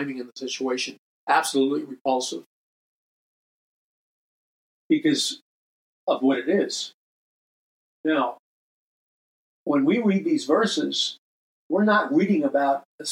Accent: New York City, New York, United States; moved away; also born or lived in Hollywood Hills; Growing up in New York City

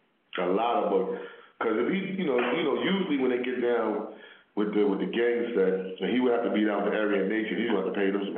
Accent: New York City, New York, United States; I'm from Harlem.

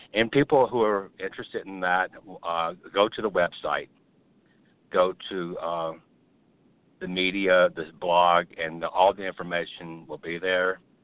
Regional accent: Birmingham, Alabama, United States; That's my home state. My home city is Birmingham

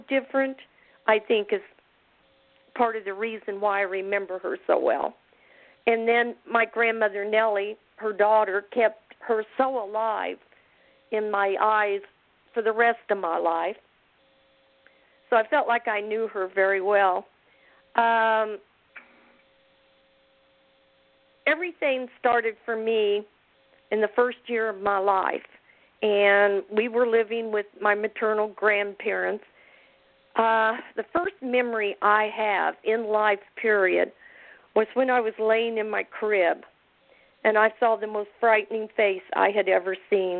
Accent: Independence, Missouri, United States; also born or lived in Kansas City; I was born in Independence, Missouri

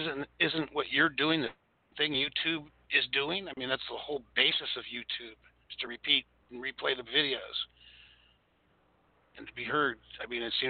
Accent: California, United States; I'm from California.

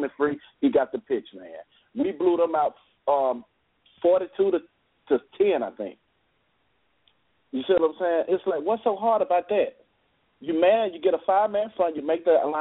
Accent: Birmingham, Alabama, United States; I'm actually from Birmingham

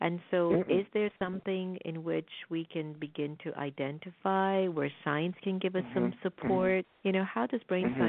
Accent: South Florida, United States; growing up in South Florida myself

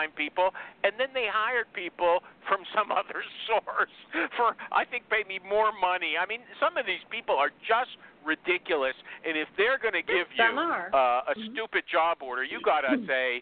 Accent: Canada; I'm a Canadian

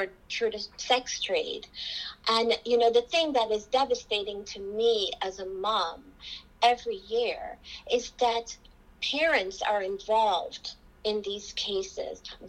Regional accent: Georgetown, Demerara-Mahaica, Guyana; now in United States; I am from Georgetown, Guyana

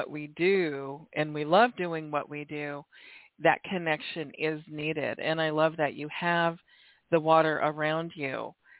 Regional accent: Oregon, United States; born there; also born or lived in Washington / California; I was born in Oregon, lived in Washington.

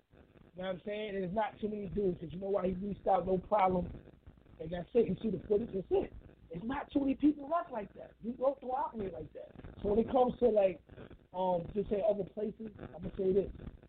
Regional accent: New York City, New York, United States; I'm from New York City. I'm from the Bronx.

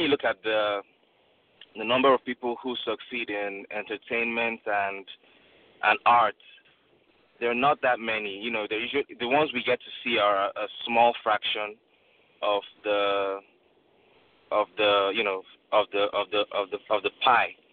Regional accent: Nigeria; now in United States; I grew up in Nigeria

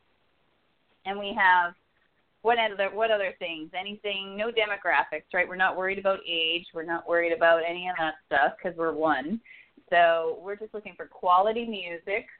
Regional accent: Regina, Saskatchewan, Canada; moved away; I'm originally from Canada. I was born in Regina, Saskatchewan

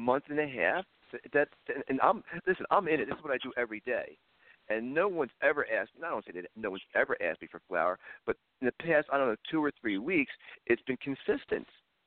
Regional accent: Philadelphia, Pennsylvania, United States; moved away; I'm from Philadelphia

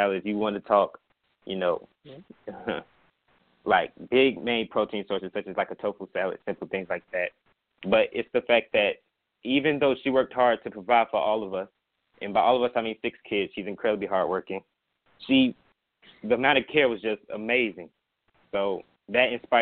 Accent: Lithonia, Georgia, United States; I was born in Lithonia, Georgia

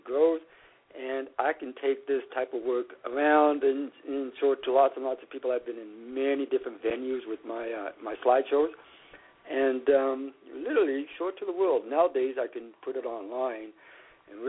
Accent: Saskatchewan, Canada; now in Toronto, Canada; I'm from Saskatchewan, and I'm quite familiar with a lot of South Saskatchewan wildlife, and I grew up with that.

